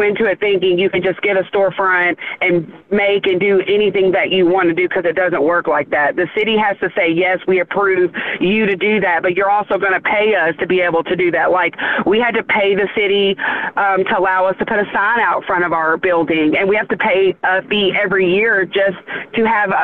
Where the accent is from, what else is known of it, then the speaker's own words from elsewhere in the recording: Charlestown, United States; we're from Charlestown